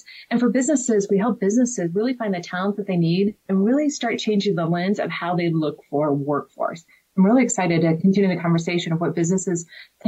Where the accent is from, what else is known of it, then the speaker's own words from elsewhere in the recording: Indiana, United States; moved away as an adult; now in Colorado, United States; I'm from the Midwest, originally from Indiana, went to Indiana University, came out here in the late 90s